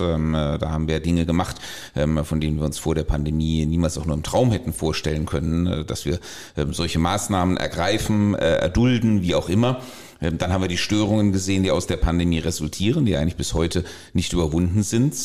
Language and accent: German; Germany; als Deutsche